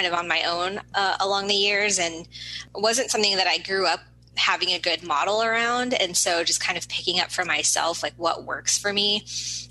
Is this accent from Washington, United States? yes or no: yes; Seattle, Washington, United States; I was born and raised here in the Seattle area